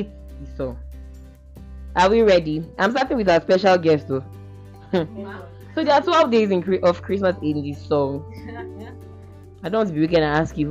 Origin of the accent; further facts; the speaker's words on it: Cross River, Nigeria; I'm from Cross River State